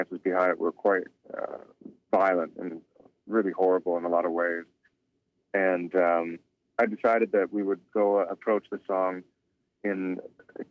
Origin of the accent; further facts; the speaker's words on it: Toronto, Ontario, Canada; I didn't grow up on a reservation. I grew up in Toronto.